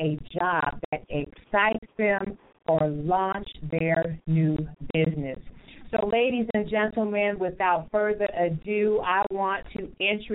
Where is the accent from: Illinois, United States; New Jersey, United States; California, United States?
California, United States; now in Grand Rapids, United States; I'm from California and I'm over here in Grand Rapids, Michigan